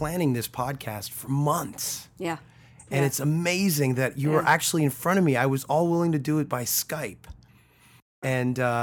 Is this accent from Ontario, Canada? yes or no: yes; Toronto, Ontario, Canada; We're from Toronto. Our whole band's from Toronto